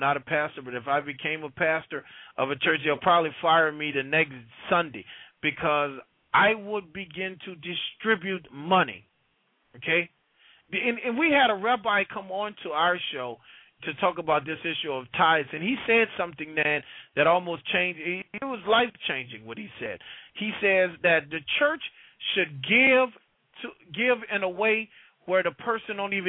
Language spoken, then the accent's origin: English; New Orleans, Louisiana, United States; Yeah, well, you know, I'm from the Lower Ninth Ward.